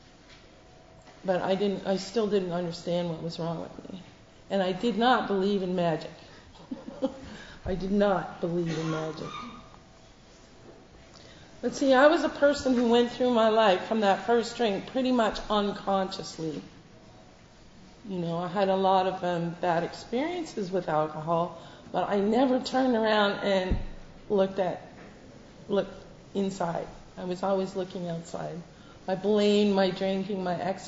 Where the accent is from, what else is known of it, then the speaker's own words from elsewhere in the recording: Canada; now in United Kingdom; I'm not American, I'm Canadian